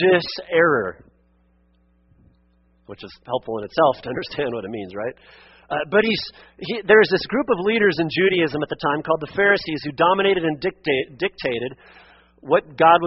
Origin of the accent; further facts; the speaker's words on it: Western Oregon, United States; where I grew up in Western Oregon